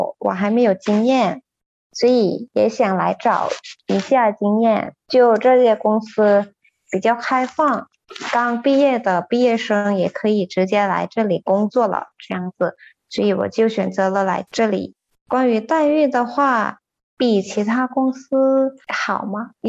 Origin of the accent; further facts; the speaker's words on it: Thailand; Chinese is a second language; 真的，连我泰国人我都觉得泰语难，比中文还难呢。